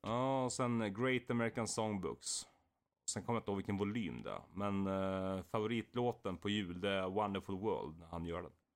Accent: Valla, Sweden; var vi på fritidsgården i Valla, där jag kommer ifrån

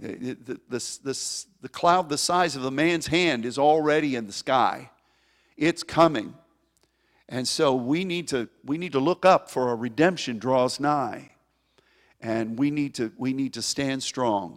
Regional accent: United States; As an American

